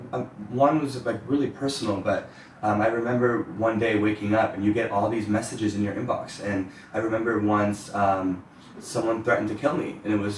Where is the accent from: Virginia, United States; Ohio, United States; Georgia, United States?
Ohio, United States; moved away; growing up in Ohio